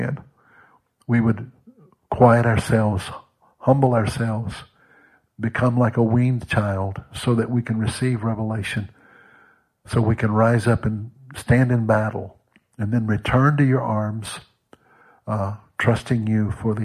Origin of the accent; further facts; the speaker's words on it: Mississippi, United States; moved away as an adult; also born or lived in Gulf Coast / Arkansas / Texas / London, England; now in North Carolina, United States; from my boyhood in Mississippi